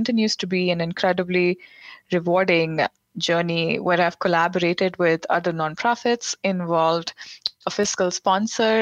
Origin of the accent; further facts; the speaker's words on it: India; moved away as an adult; also born or lived in Providence, United States; now in Washington, D.C., United States; I grew up in India in an upper middle class family